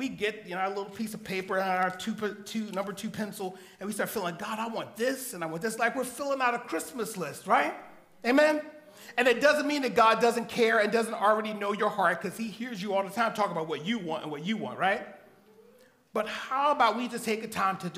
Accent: Philadelphia, Pennsylvania, United States; I'm born and raised in Philadelphia

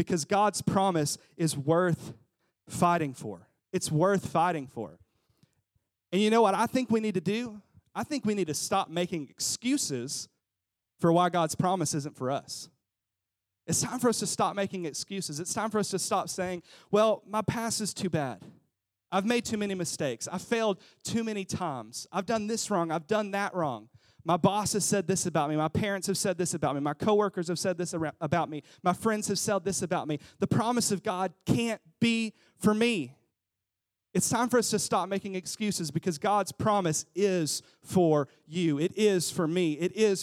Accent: Jonesboro, Arkansas, United States; moved away as an adult; also born or lived in Cincinnati; We grew up in Jonesboro, we moved to Cincinnati, and then we moved here.

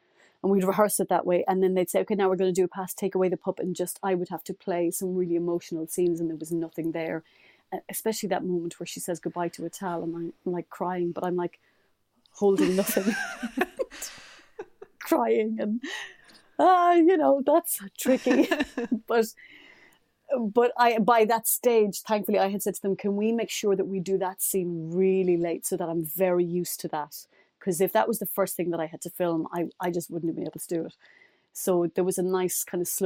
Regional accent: Ireland; as an Irish person

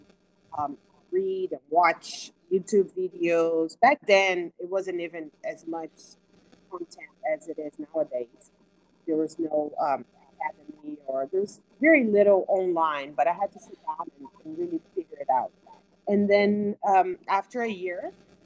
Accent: Brazil; moved away as an adult; now in Houston, United States; I was born and raised in Brazil. I moved to the U.S. about 21 years ago.

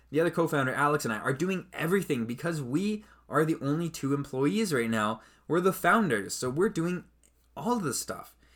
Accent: Canada; I'm Canadian

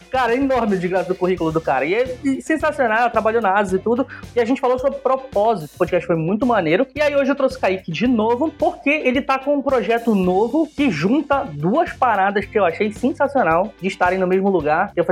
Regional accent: Pará, Brazil; ei, tu é paraense, volta. Porque eu converso com tanta gente que o meu sotaque fica uma mistura desgraçada, assim, maluco.

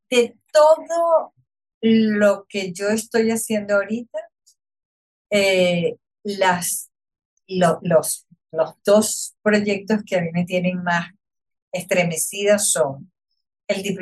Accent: Venezuela; y yo soy venezolano y yo lo puedo hacer y yo lo puedo apoyar.

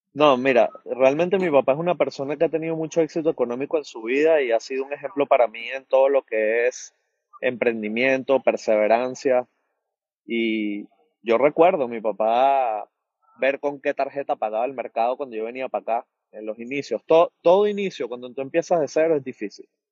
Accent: Venezuela; moved away as an adult; now in United States; yo vengo de bartender de Venezuela

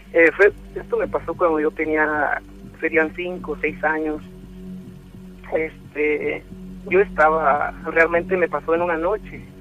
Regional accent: León, Guanajuato, Mexico; yo soy de León, Guanajuato

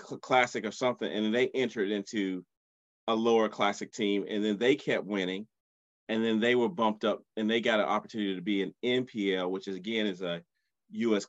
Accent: South Carolina, United States; I grew up in South Carolina.

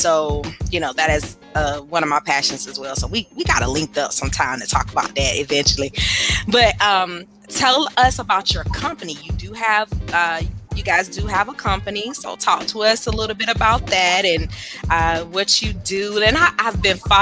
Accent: Windsor, North Carolina, United States; Windsor, North Carolina is my hometown

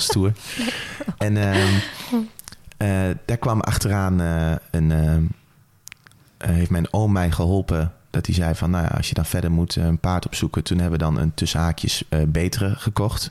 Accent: Apeldoorn, Gelderland, Netherlands; ik ben opgegroeid hier, zo'n beetje waar we nou zitten in Apeldoorn

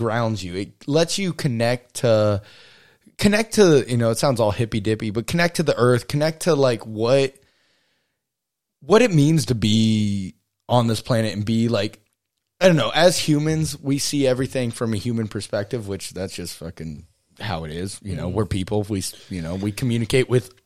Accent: Texas, United States; now in Alaska, United States; Growing up in Texas, it was way different, but it was like we hunt and fish, and we only ate venison growing up

